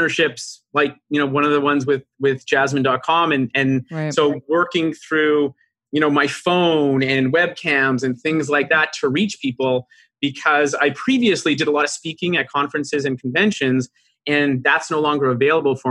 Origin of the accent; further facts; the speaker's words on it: Vancouver, British Columbia, Canada; moved away as an adult; now in Toronto, Canada; I live in Toronto, Ontario, Canada, and originally grew up out of Vancouver, BC, and then moved here about 16 years